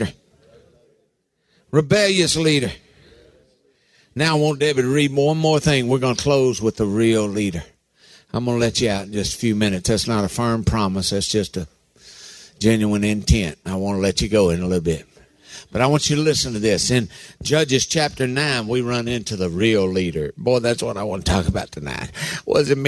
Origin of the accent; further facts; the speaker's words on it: Harlan County, Kentucky, United States; I was raised in Harlan County